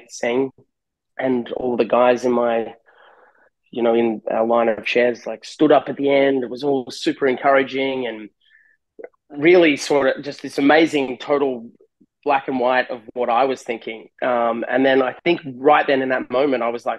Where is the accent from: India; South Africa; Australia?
Australia; moved away as an adult; also born or lived in California, United States; now in Huntington Beach, United States; I'm Australian. I moved over to LA. This will be my 10th year in California.